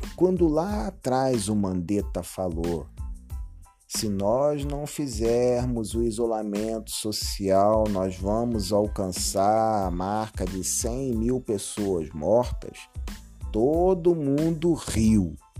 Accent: Brazil; como brasileiro

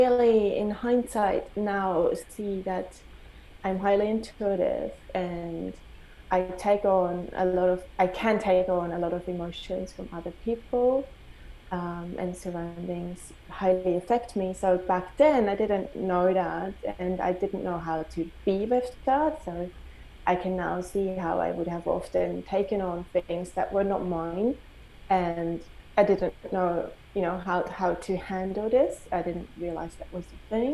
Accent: Switzerland; I grew up in Switzerland. I never felt home within my country

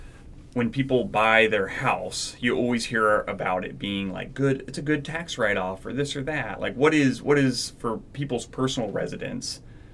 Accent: Arkansas, United States; moved away; Well, I remember when I moved up here, I came from Arkansas, which is very, very humid all the time.

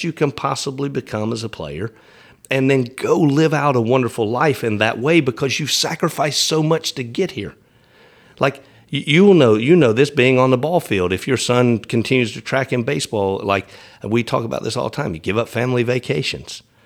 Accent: East Tennessee, United States; now in Nashville, United States; I grew up in East Tennessee

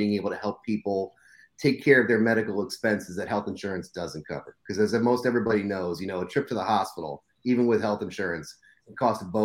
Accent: Scranton, Pennsylvania, United States; moved away as an adult; now in South Florida, United States; born and raised in Scranton, Pennsylvania, University of Scranton alumni, moved to South Florida to get out of the cold.

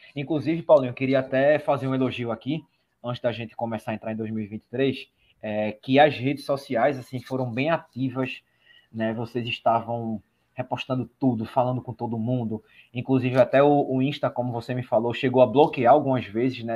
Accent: Recife, Pernambuco, Brazil; Eu sou de Recife

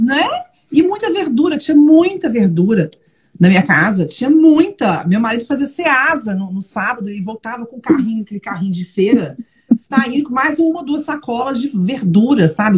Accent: Belo Horizonte, Minas Gerais, Brazil; moved away as an adult; also born or lived in São Paulo / Brasília / Lisbon; now in Braga, Portugal; sou mineira, não, mentira, sou paulistana de nascimento, mas morei até os 30 anos em Belo Horizonte

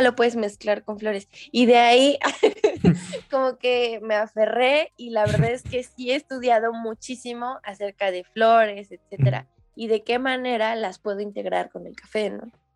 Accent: Mexico City, Mexico; soy de Ciudad de México.

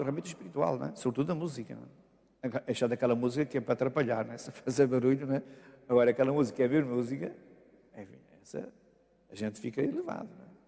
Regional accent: Bagunte, Norte, Portugal; moved away as an adult; also born or lived in Amorim / Braga / Viana do Castelo / Lisbon; fui à minha terra natal, a Bagunte, e porque meus pais já tinham retornado para, para lá

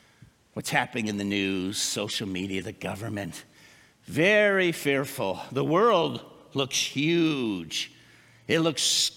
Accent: New Jersey, United States; moved away as an adult; also born or lived in West Newton, Pennsylvania; I'm from New Jersey.

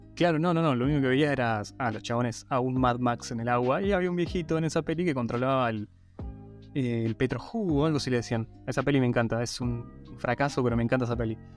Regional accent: Guaymallén, Mendoza, Argentina; cuando me preguntan de dónde soy, digo de Mendoza y de qué parte, digo, sí, soy de Guaymallén

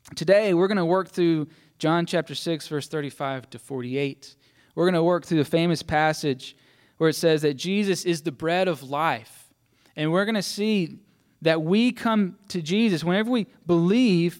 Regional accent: Mississippi, United States; I grew up in church, so my dad was a pastor, so I was supposed to believe, right? That's kind of what, what happens if you're a pastor's kid, a PK. And I was from Mississippi

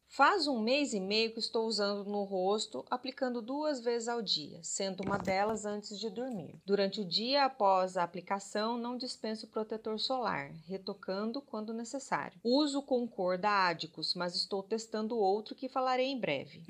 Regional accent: Minas Gerais, Brazil; como boa mineira

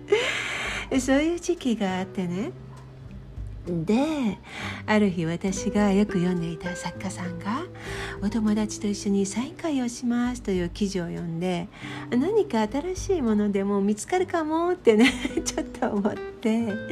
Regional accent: Kansai, Japan; moved away as an adult; also born or lived in Tokyo; 唯一私だけは関西で生まれて育った

